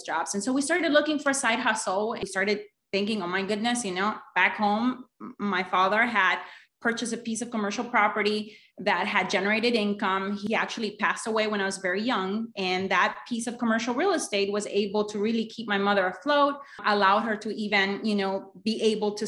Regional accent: Honduras; moved away as an adult; now in United States; I'm actually originally from Honduras

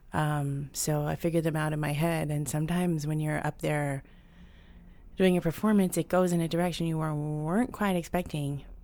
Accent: New York City, New York, United States; I was born here. I grew up in New York. Um, I'm, I'm culturally Puerto Rican, but I'm a native New Yorker.

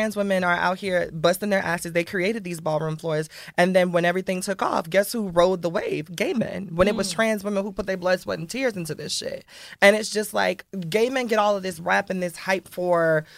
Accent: Miami, Florida, United States; I'm from Miami

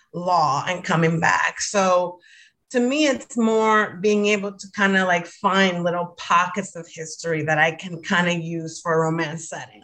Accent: Dominican Republic; moved away as an adult; I grew up in the Dominican Republic, so I went to a Dominican, you know, elementary school, high school, and college

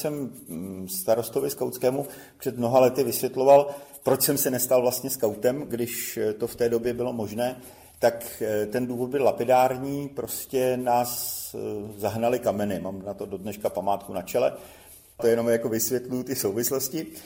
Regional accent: Prague, Czechia; also born or lived in Brno; roce 1968 eh, jsem se přestěhoval z Brna do Prahy, protože tatínek byl jako voják přeložen, takže jsme se stěhovali.

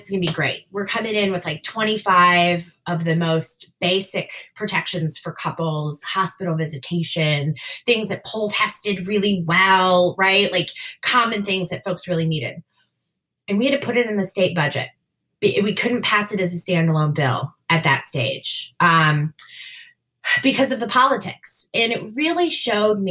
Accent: Wisconsin, United States; my home state of Wisconsin

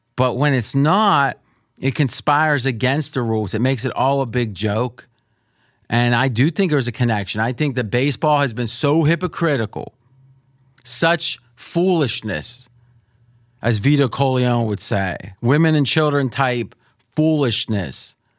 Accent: Pittsburgh, Pennsylvania, United States; now in Las Vegas, United States; I grew up around Pittsburgh

